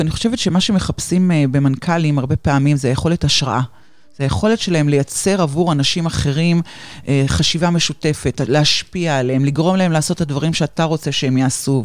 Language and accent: Hebrew; Haifa, Haifa District, Israel; moved away as an adult; now in Ramat Gan, Israel; במקור אני חיפאית, היום אני גרה ברמת גן כבר די הרבה שנים, אבל המשפחה עדיין בחיפה